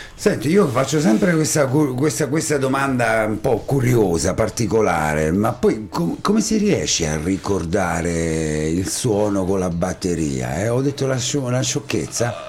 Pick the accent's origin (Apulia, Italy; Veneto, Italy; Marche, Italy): Marche, Italy; Ascoli Piceno; siamo tutti e due ascolani di quartieri diversi